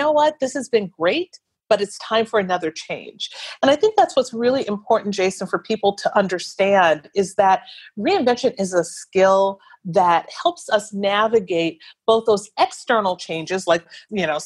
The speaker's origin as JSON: {"language": "English", "region": "Wisconsin", "country": "United States", "moved": "yes", "said": "I'm from Wisconsin"}